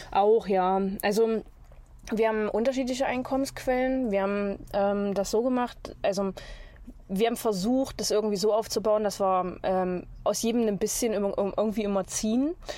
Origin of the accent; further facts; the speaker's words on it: near Magdeburg, Egeln basin, Saxony-Anhalt, Germany; moved away; Magdeburg, aus der Nähe von Magdeburg. Äh, aus der Egelner Mulde ursprünglich